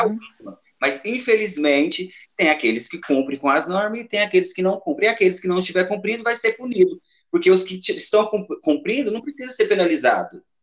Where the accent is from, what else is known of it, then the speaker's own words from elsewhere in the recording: Capinópolis, Minas Gerais, Brazil; Cresci, nasci e cresci aqui em Capinópolis